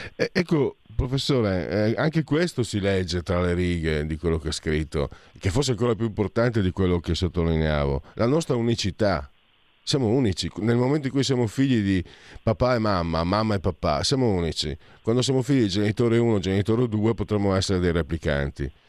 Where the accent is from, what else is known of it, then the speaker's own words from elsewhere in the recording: Italy; also born or lived in Friuli-Venezia Giulia / Veneto; sono mezzo friulano e mezzo vento